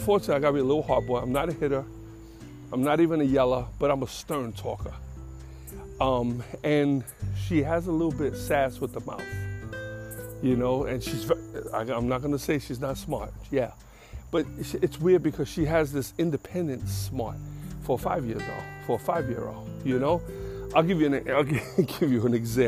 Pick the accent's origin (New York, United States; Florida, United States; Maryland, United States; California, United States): New York, United States; New York City; I'm from the Bronx